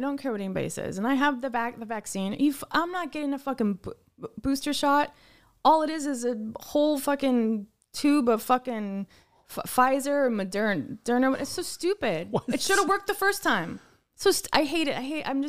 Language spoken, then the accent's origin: English; United Kingdom; I'm not arguing. I'm just British.